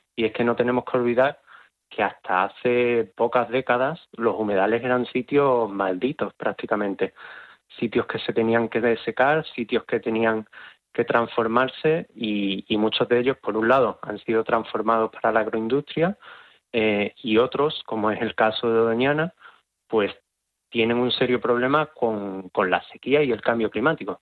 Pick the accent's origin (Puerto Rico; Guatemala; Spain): Spain; Huelva, Andalusia; yo que soy de Huelva